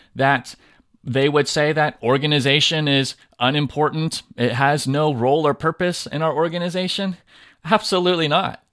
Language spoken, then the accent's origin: English; Southern California, United States; now in Tennessee, United States; I grew up in Southern California and I talk funny sometimes when I'm around people where I live now in Tennessee